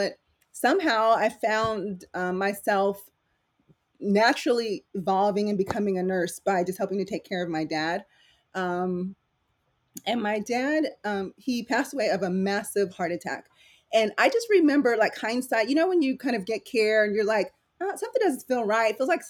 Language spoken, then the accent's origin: English; San Diego, California, United States; English is a second language; also born or lived in Philippines; And I actually didn't come to the United States till I was probably like 8 or 9. So English wasn't my first language. So I'm kind of was raised in San Diego, lived there all my life